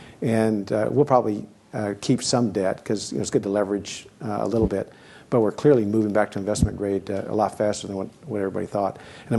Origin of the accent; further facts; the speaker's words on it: Kansas, United States; moved away; also born or lived in Seattle, Washington; I grew up in Kansas. I grew up in Seattle with Boeing.